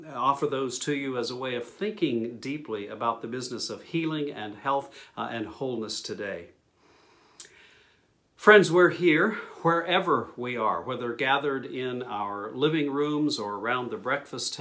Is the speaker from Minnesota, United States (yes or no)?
no; New Mexico, United States; my hometown in New Mexico